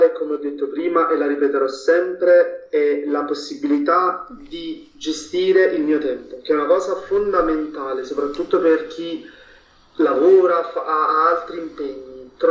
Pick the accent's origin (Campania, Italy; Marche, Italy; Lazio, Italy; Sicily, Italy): Campania, Italy; Naples; perché io primis vengo da Napoli, mm. quindi mh, ad Ara architettura non avevo proprio nessuna conoscenza